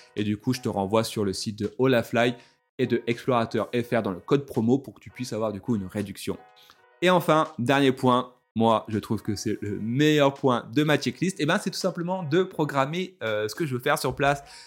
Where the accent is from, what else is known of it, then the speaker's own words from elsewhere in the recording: France; je suis français